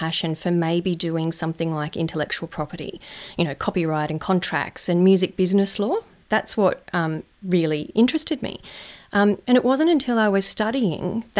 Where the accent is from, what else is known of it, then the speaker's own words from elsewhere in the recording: Lithgow, New South Wales, Australia; moved away; also born or lived in Central Coast, New South Wales; I grew up in a little town in New South Wales called Lithgow